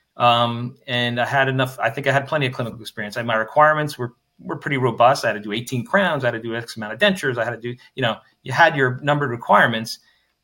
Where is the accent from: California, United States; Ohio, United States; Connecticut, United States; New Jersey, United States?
New Jersey, United States; moved away; I'm from New Jersey originally